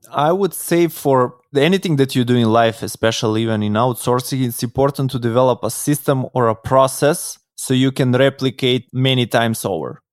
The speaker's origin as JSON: {"language": "English", "country": "North Macedonia", "said": "I come from Macedonia, from Europe"}